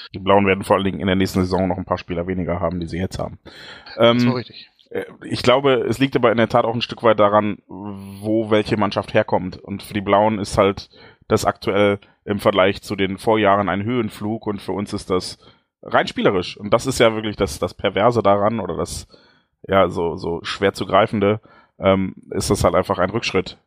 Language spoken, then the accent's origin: German; Dortmund, North Rhine-Westphalia, Germany; bei uns in Dortmund